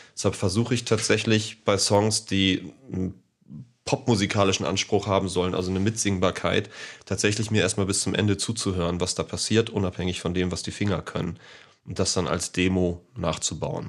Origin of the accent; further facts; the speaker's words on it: Hamburg, Germany; ich bin gebürtiger Deutscher, ich bin Hamburger.